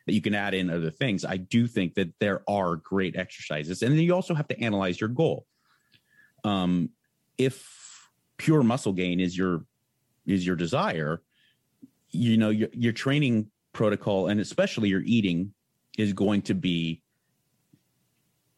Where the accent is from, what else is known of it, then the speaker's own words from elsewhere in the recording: San Marino, California, United States; Went to Brignoli's Fitness in Pasadena, California, because I grew up in San Marino.